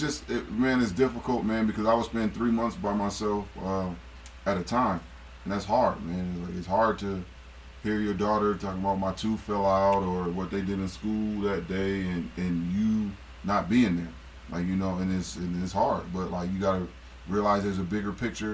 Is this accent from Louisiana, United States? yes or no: no; Akron, Ohio, United States; I'm from Akron